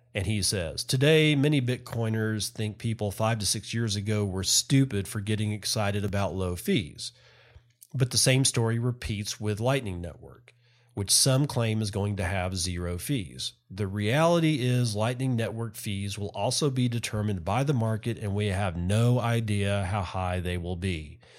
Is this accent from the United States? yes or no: yes; United States; as an American citizen